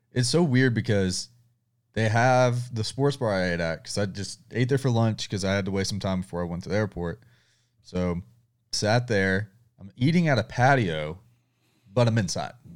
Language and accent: English; the South, United States; I'm from the South